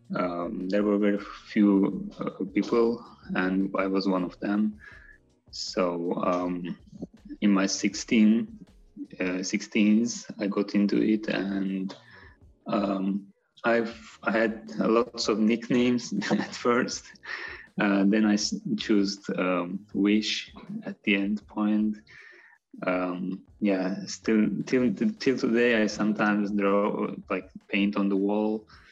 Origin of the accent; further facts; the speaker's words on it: Baku, Azerbaijan; I was born in Baku in '96.